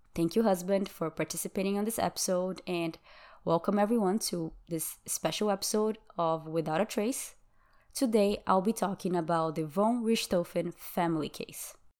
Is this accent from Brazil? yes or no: yes; Brazil; first language Portuguese; English is a second language; moved away as an adult; now in United States; I'm from Brazil, and that's my native language